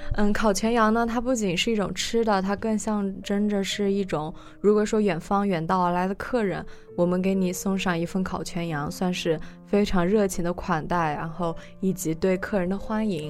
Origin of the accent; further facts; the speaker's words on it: Xinjiang, China; now in Seattle, United States; 我因为是来自新疆，然后呢，我，我的家离，就是离南方啊，中，中间，中原地区啊，都比较远